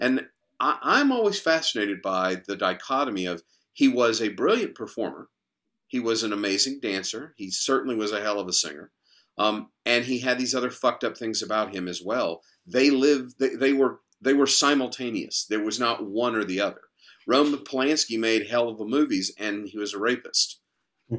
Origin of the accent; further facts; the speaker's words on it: North Carolina, United States; I grew up in North Carolina